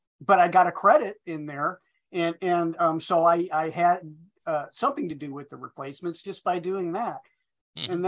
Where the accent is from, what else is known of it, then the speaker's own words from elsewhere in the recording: Iowa, United States; moved away as an adult; also born or lived in Minneapolis; I'm from Iowa.